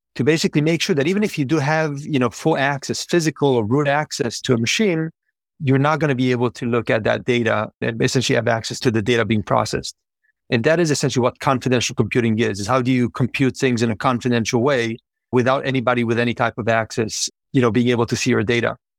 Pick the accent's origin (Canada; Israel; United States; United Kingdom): Israel; moved away; born and raised in Israel